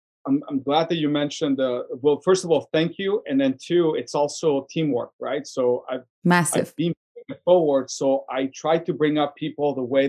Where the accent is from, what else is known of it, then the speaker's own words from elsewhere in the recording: Tucson, Arizona, United States; Maybe the way that I grew up in Tucson, you kind of feel like beyond giving back, I love when people succeed.